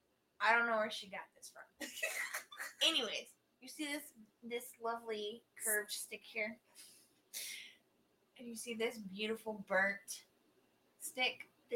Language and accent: English; Texas, United States; I know my cedar trees. I'm from Texas.